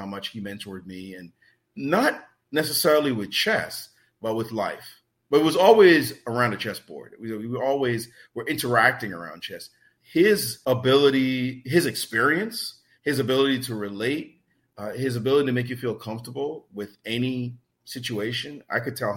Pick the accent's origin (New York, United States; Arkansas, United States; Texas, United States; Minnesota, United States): New York, United States; New York City; I didn't have a lot of money growing up in Brooklyn.